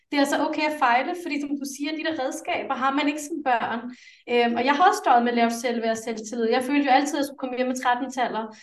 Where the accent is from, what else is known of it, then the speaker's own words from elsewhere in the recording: Denmark; Danish is a second language; jeg er vokset op med tre sprog derhjemme, og jeg talte, jeg fik ekstra danskundervisning, selvom jeg er født i Danmark.